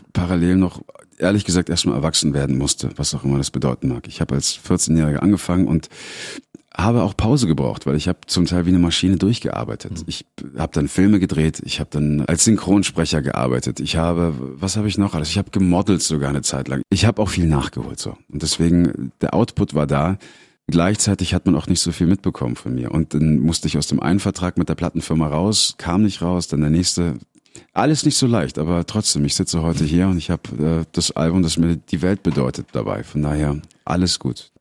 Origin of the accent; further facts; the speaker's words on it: Munich, Bavaria, Germany; in München, meiner Heimatstadt